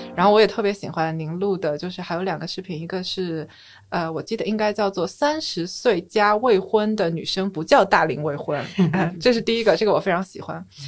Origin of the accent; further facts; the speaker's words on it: Shanghai, China; moved away as an adult; also born or lived in Beijing; 我从小是在上海长大的嘛